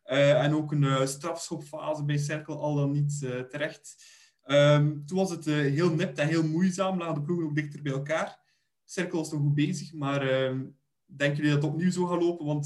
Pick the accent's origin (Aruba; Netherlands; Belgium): Belgium; Bruges, Flanders; ik ben van Brugge